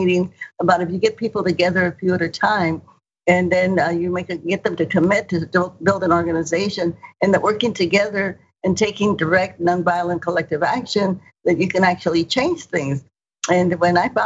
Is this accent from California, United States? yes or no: yes; Stockton, California, United States; also born or lived in Bakersfield, California; I grew up in Stockton, California, which is south of Sacramento or east of Sacramento.